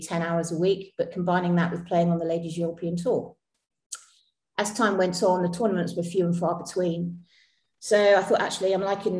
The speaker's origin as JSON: {"language": "English", "town": "Street", "region": "South West England", "country": "United Kingdom", "tie": "born or raised there", "also_born_or_lived": "Butleigh", "said": "So I'm local to the area. I was born just in Butley Village, which is like about 2 miles from Street. So I've lived all my life in Street"}